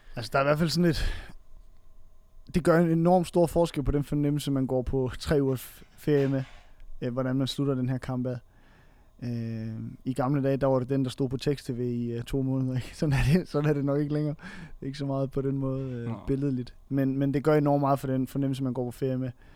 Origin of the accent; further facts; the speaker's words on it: Funen, Southern Denmark, Denmark; jeg kommer fra Fyn af